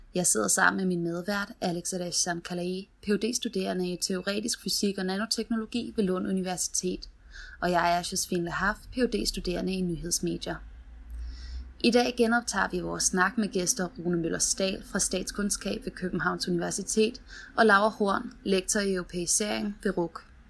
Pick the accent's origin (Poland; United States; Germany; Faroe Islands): United States; now in Denmark; nu er jeg opvokset i USA